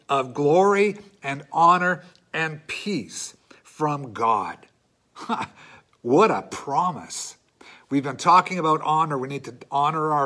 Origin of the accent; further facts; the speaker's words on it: Canada; as Canadian Christians